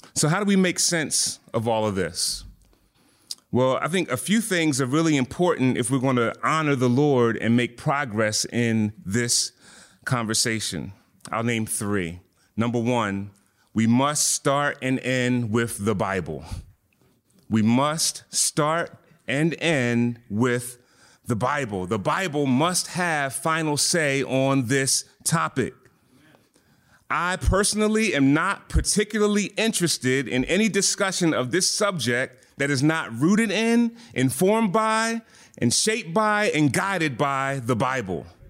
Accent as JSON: {"language": "English", "town": "Philadelphia", "region": "Pennsylvania", "country": "United States", "said": "I'm from Philly"}